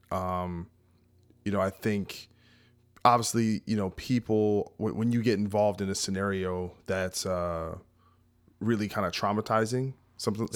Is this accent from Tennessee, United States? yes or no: no; New Jersey, United States; New Jersey